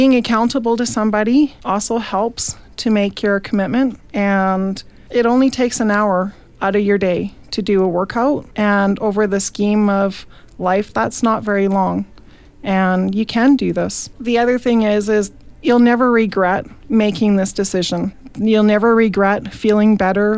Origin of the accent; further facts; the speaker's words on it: Didsbury, Alberta, Canada; I'm from Didsbury